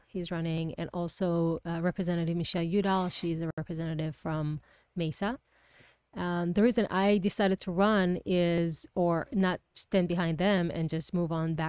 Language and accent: English; Israel; moved away as an adult; now in Arizona, United States; Yeah, I'm from Israel.